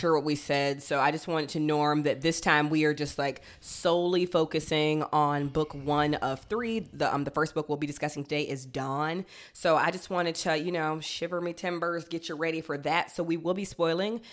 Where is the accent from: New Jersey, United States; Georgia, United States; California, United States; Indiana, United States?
Georgia, United States; now in Chicago, United States; I'm from Georgia